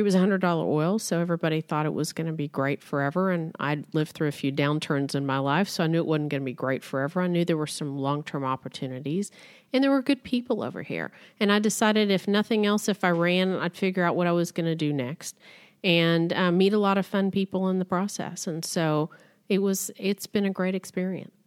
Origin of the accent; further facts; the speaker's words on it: Midland, Texas, United States; also born or lived in Austin, Texas; I grew up in Midland, Texas, the heart of the oil and gas industry in this country